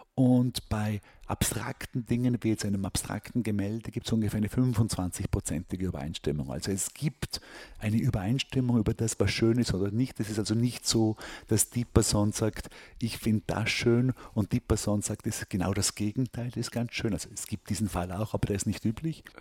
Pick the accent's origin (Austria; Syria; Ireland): Austria; moved away as an adult; also born or lived in Hong Kong; now in New York, United States; ich fühle mich als Österreicher